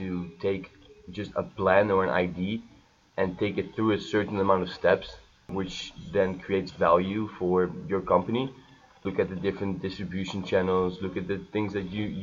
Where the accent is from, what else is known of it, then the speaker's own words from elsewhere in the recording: Amsterdam, North Holland, Netherlands; moved away as an adult; now in United States; I was born and raised in Amsterdam.